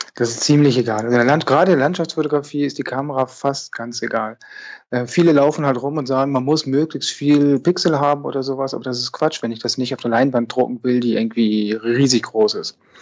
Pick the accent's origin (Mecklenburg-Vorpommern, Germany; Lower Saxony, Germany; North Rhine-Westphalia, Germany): Lower Saxony, Germany; Lüneburg; now in Bern, Switzerland; ich bin Fotograf aus Bern in der Schweiz, aber wie man hört, komme ich ursprünglich aus Norddeutschland, aus Lüneburg